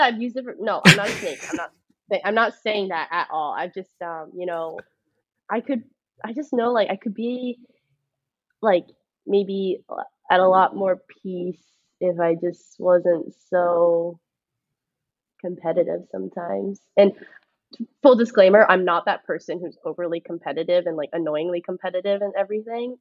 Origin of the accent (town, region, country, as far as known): Georgia, United States